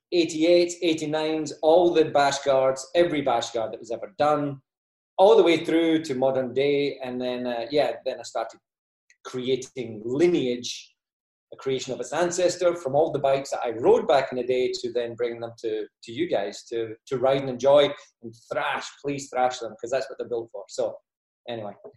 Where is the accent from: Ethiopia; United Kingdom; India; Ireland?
United Kingdom; Scotland; moved away as an adult; also born or lived in Australia; now in United States; 1995, I emigrated to Australia from Scotland